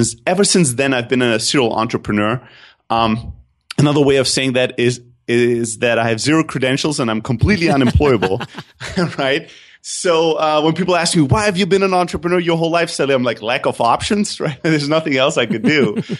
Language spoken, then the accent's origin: English; Germany; also born or lived in Greece; So I grew up in Germany, although I'm originally from Greece. So I used to say I have the best of what Europe has to offer in terms of cultures, but the two opposite ends. I grew up in a factory worker family.